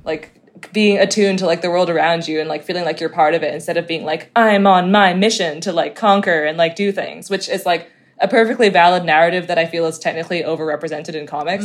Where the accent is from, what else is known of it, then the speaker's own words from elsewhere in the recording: Hong Kong; I'm from Hong Kong